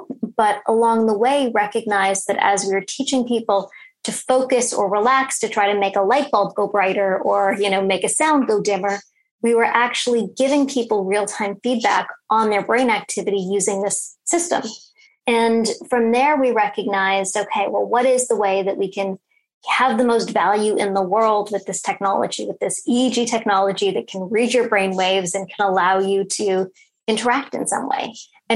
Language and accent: English; Toronto, Ontario, Canada; I grew up in Toronto.